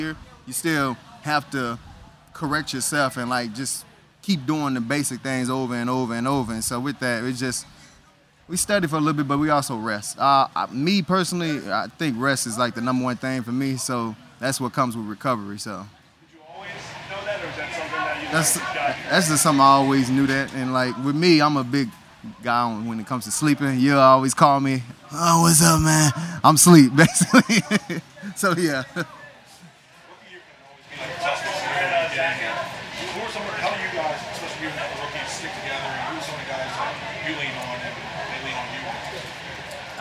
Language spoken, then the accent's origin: English; Texas, United States; I'm from Texas